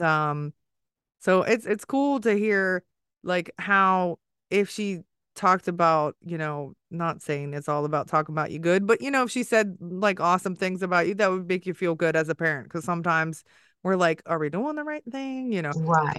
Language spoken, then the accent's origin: English; Maryland area and DC, United States; also born or lived in Washington, D.C.; I grew up in the Maryland area and DC